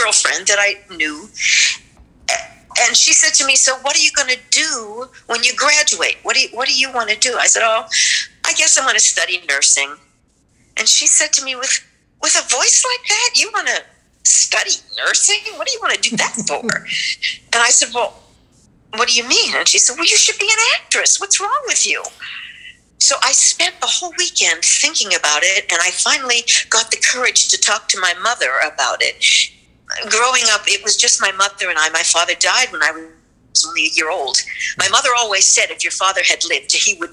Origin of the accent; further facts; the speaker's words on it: Western Pennsylvania near Pittsburgh, United States; I grew up in a small town in Western Pennsylvania near Pittsburgh.